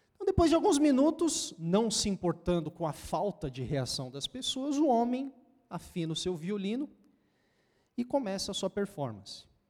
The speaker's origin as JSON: {"language": "Portuguese", "region": "São Paulo", "country": "Brazil", "said": "Lá de onde eu venho, né? Da, da Samaria, lá do outro lado, de São Paulo"}